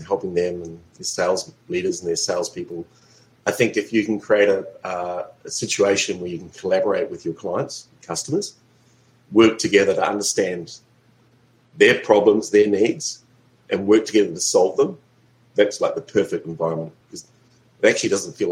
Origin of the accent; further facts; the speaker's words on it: New Zealand; accent: New Zealand; moved away as an adult; now in Melbourne, Australia; I'm living in Melbourne, but they may detect my accent. I'm actually originally from New Zealand.